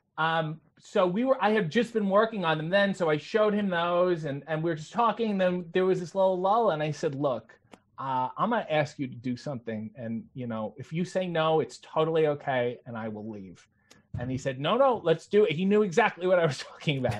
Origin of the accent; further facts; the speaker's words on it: Canada; I played hockey as most Canadian children did